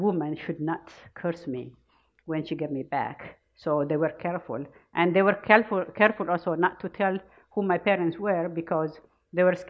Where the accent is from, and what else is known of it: Ethiopia; born or raised there; now in United States